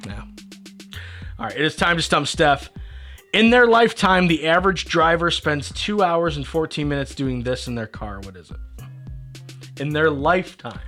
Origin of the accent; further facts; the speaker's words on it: Kendall, New York, United States; I'm from Kendall, New York